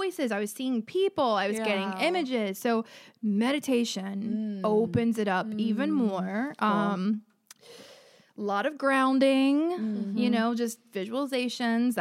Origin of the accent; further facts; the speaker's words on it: outside of New Orleans, Louisiana, United States; I grew up in the South outside of New Orleans